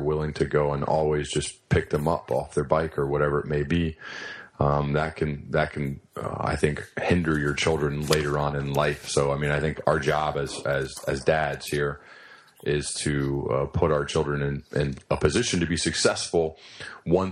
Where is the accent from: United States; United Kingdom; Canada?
United States; Centerville, Ohio; I grew up in Centerville, Ohio. It's where I currently live